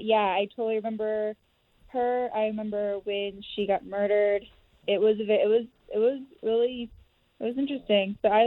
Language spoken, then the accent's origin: English; Texas, United States; So I grew up in Texas, like Sarah did.